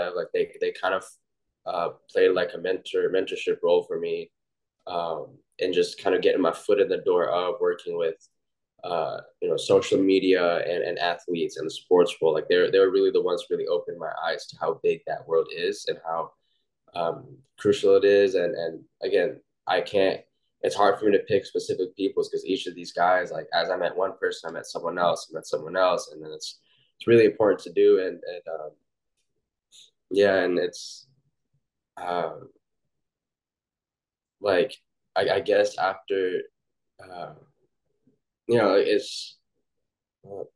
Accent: Oklahoma, United States; I'm from Oklahoma

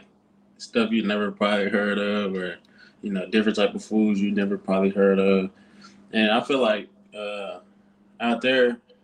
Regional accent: Helena, Arkansas, United States; moved away; also born or lived in Colorado; So I'm from Helena, Arkansas. I went to school in Jacksonville. So yeah, a little bit about me, Helena is about a small town, it's not too far from Jackson

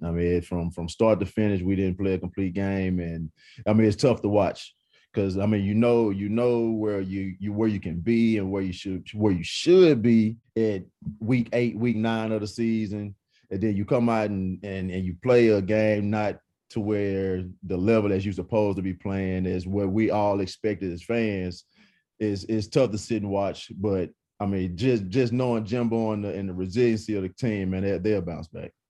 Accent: East Texas, United States; I'm from East Texas

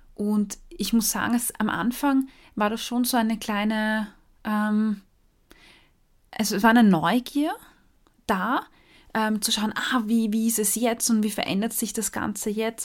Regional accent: Austria; als Österreicherin

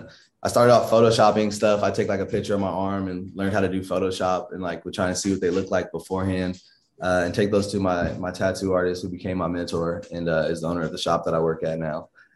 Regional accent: Inglewood, California, United States; I grew up in Inglewood, California. Just all over LA too.

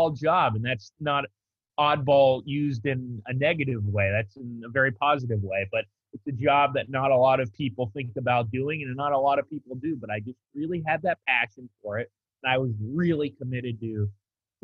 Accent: Del Mar, California, United States; I'm from Del Mar, and I was at Del Mar when I was a kid

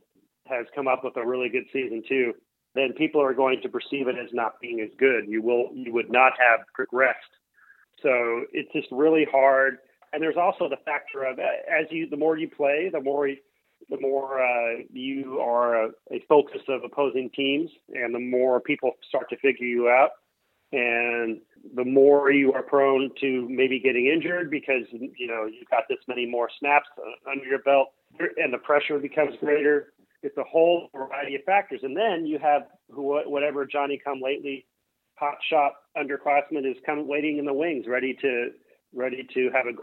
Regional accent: Los Angeles, California, United States; now in New York, United States; I'm from Los Angeles

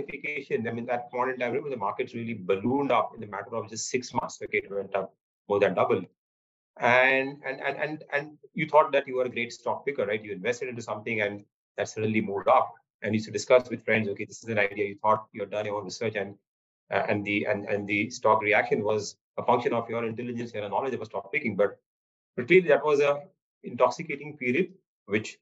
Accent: Mumbai, Maharashtra, India; Mumbai, I was born and brought up in Mumbai, in Bandra

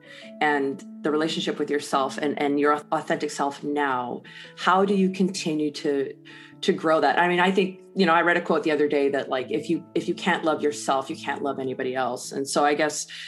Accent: Canada; I'm Canadian

